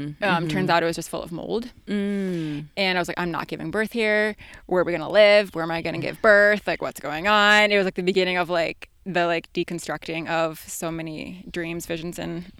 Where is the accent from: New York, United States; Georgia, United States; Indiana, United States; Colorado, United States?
New York, United States; Hamburg; So I grew up in Western New York, in Hamburg, in the suburbs.